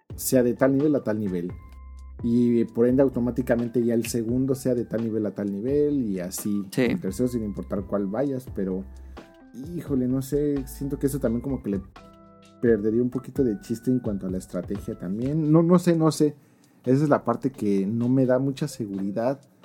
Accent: Mexico; moved away

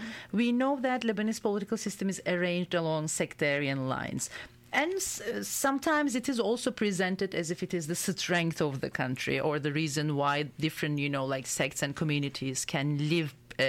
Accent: Turkey; And I am from Turkey.

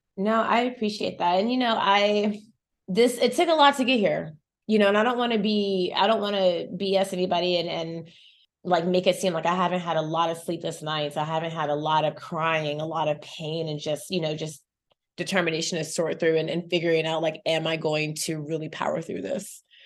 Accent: Chapel Hill, North Carolina, United States; also born or lived in Saint Kitts and Nevis; now in New York, United States; I grew up in Chapel Hill, North Carolina

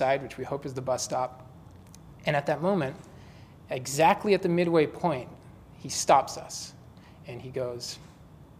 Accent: London, United Kingdom; now in San Francisco, United States; I grew up in London.

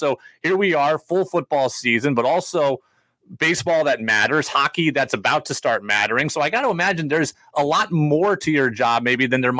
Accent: Washington, United States; I grew up in Washington. I'm a diehard Seattle fan.

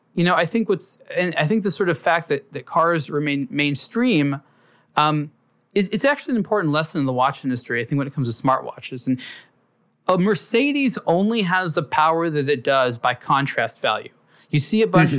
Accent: Los Angeles, California, United States; I grew up in Los Angeles

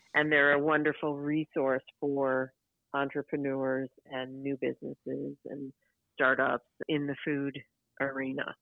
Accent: Chicago, Illinois, United States; when I was a a girl in school in uh, growing up in Chicago

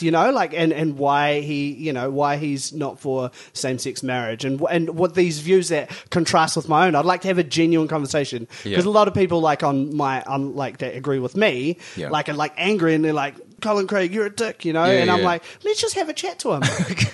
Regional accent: Christchurch, Canterbury, New Zealand; moved away as an adult; now in Auckland, New Zealand; I was born and raised in Christchurch.

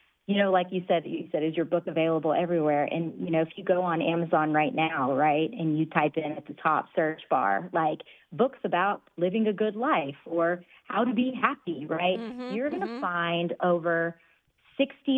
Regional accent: Dallas, Texas, United States; I grew up in Texas, in Dallas, actually, with immigrant parents

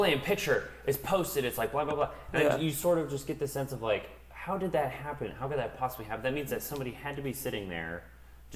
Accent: New Hampshire, United States; now in Austin, United States; I grew up in New Hampshire

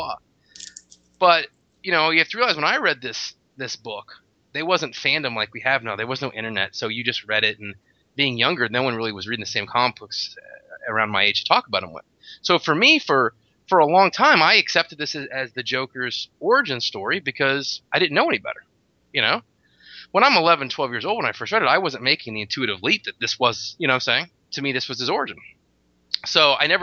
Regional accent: Tallahassee, Florida, United States; I am from Tallahassee, Florida

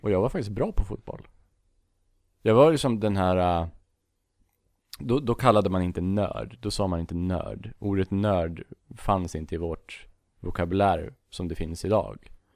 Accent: Bollnäs, Gävleborg County, Sweden; Från en jävla liten skithåla som heter Bollnäs

